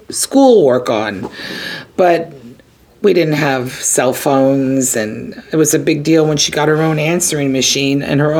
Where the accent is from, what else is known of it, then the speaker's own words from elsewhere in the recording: Virginia Beach, Virginia, United States; moved away as an adult; now in New York, United States; I grew up on Virginia Beach.